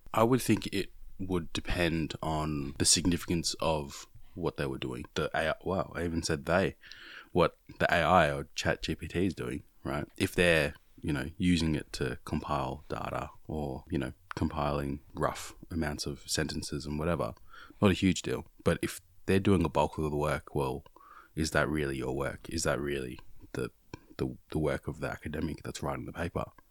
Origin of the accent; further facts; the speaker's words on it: Australia; growing up here in Australia